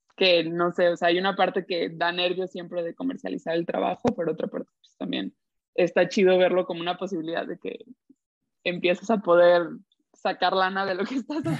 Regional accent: Guadalajara, Jalisco, Mexico; moved away as an adult; also born or lived in United States; yo de Guadalajara

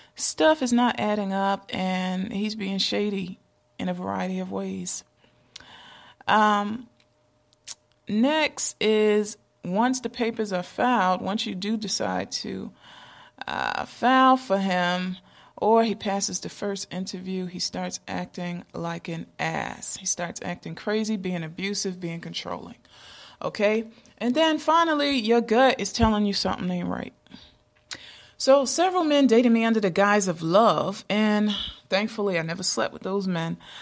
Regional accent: Decatur, Georgia, United States; downtown Decatur, Georgia, my hometown

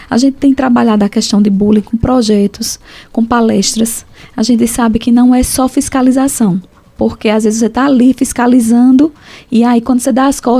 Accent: Nazaré da Mata, Pernambuco, Brazil; also born or lived in Caruaru / Fortaleza; Ah, sim, estudei, que eu vim de Nazaré da Mata, vim para Caruaru, peguei ainda dois anos na Fafica e terminei letras em Fortaleza, na UES.

